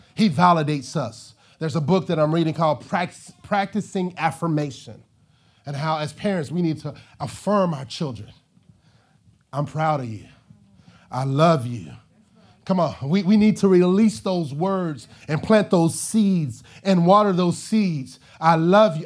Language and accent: English; Arkansas, United States; moved away; I'm from Arkansas